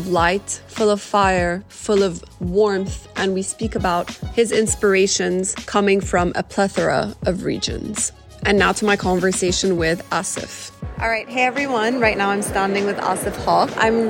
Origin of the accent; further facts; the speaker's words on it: Saudi Arabia; also born or lived in Cairo, Egypt; I was born in Cairo. I'm Egyptian, yeah. But I grew up in Saudi Arabia.